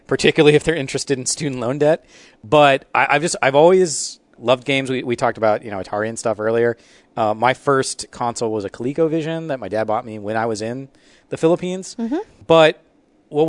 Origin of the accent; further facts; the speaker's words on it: Columbus, Ohio, United States; from Columbus, Ohio